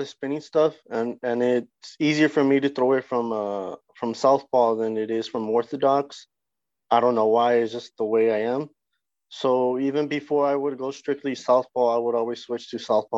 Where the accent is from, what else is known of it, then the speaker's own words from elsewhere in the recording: El Paso, Texas, United States; moved away; also born or lived in North Denver, Colorado; I'm from North Denver, but I grew up in El Paso, Texas